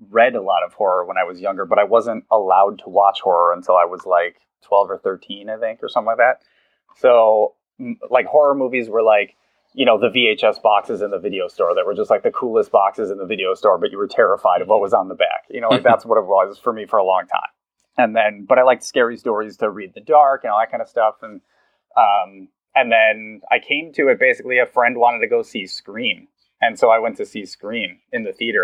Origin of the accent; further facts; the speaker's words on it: Wisconsin, United States; I'm from Wisconsin, and so is David Koepp.